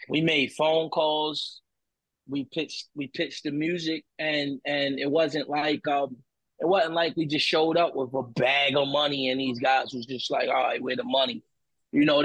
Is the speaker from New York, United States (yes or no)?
no; Baltimore, Maryland, United States; I'm from Baltimore